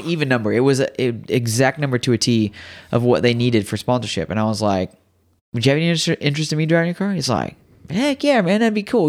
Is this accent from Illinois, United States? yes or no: yes; Riverton, Illinois, United States; moved away; I was in Riverton.